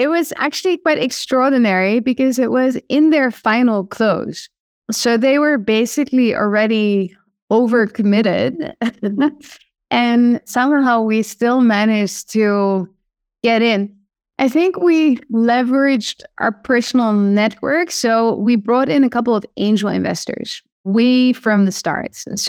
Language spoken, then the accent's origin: English; Amsterdam, North Holland, Netherlands; accent: Dutch; English is a second language; Yes, correct. Yes. Awesome. Do you hear my Dutch accent?